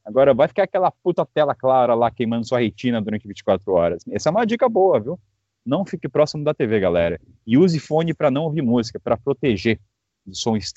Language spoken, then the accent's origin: Portuguese; Belo Horizonte, Minas Gerais, Brazil; tenho 23 anos e sou natural de BH, Minas Gerais.